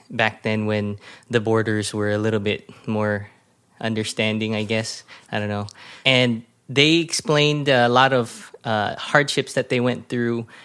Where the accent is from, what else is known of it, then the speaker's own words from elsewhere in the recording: Bellflower, California, United States; also born or lived in North Carolina / Texas; So I was born and raised in the mean streets of Bellflower. Um, and uh, it wasn't that mean, but uh, it was a fun uh, childhood because I pretty much had a turtle shell on my back.